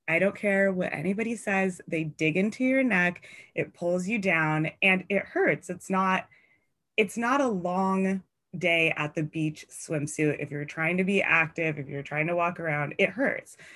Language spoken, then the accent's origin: English; Seattle, Washington, United States; I'm from Seattle